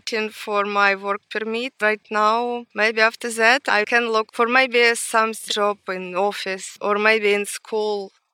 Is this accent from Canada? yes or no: no; Ukraine; English is a second language; moved away as an adult; also born or lived in Simi Valley; now in United States; we are from Ukraine